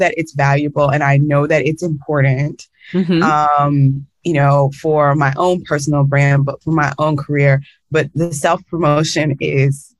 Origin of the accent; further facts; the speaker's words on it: the South, United States; as a Black girl, growing up in the United States and especially in the South